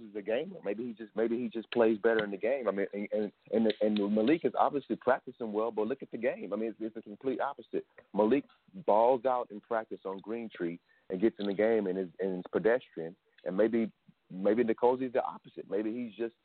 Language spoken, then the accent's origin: English; Nashville, Tennessee, United States; moved away; I'm from Nashville originally